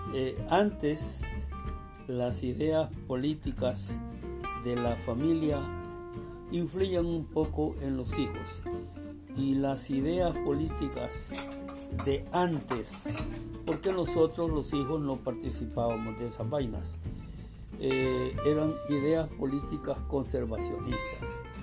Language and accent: Spanish; Zacatecoluca, La Paz, El Salvador; also born or lived in San Sebastián, San Vicente, El Salvador; yo nací en San Sebastián, departamento de San Vicente. Por cuestiones de familia, nos trasladamos cuando yo tenía dos o tres años de edad, por cuestiones de familia, nos trasladamos a Zacatecoluca, que es mi segunda ciudad que me formó